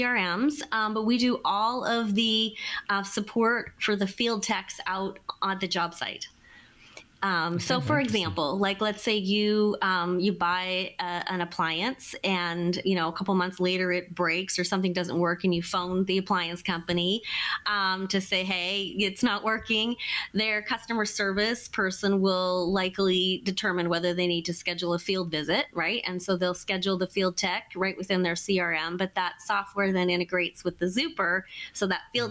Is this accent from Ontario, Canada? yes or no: no; British Columbia, Canada; moved away as an adult; also born or lived in Alberta; now in Seattle, United States; I'm Canadian, and I grew up in British Columbia, then spent a couple years in Alberta, and then I moved here to Seattle, Washington